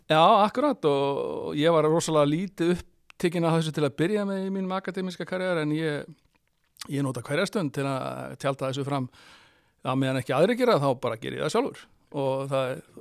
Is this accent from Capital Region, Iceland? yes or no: no; Rif, Western Region, Iceland; ég fattur uppalinn á Snæfisnesi og ég er snæfyllingur og ég er mjög stoltur af því, ég er rifsari